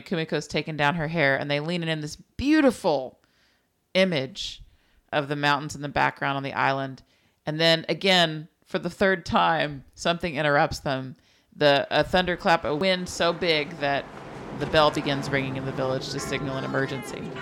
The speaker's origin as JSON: {"language": "English", "region": "South Texas", "country": "United States", "tie": "born or raised there", "said": "growing up in the Lipton Belt of South Texas"}